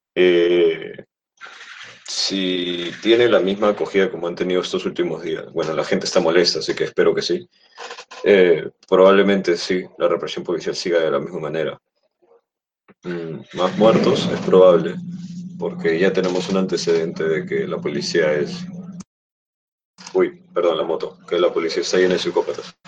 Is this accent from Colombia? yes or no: no; Peru; aquí en mi país, bueno, en nuestro país